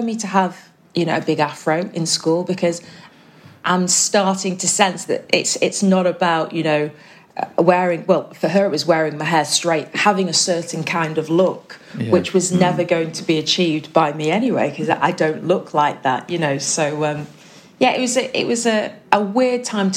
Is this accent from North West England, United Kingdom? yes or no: yes; Manchester, North West England, United Kingdom; also born or lived in Cheshire; I grew up in Manchester when I was really young, and then moved over to Cheshire when I was kind of probably around 9-10 years old.